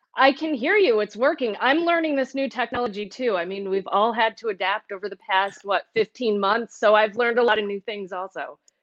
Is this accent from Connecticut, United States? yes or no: yes; Manchester, Connecticut, United States; moved away as an adult; also born or lived in Cincinnati, Ohio / Great Falls, Montana; now in Western New York, United States; I grew up in Manchester, Connecticut. It's a suburb of Hartford.